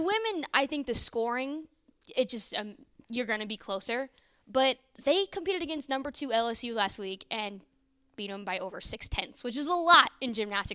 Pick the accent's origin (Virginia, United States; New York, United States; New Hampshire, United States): Virginia, United States; Northern; moved away as an adult; also born or lived in Iowa; now in Norman, United States; not from Iowa, from Northern Virginia, uh, D C area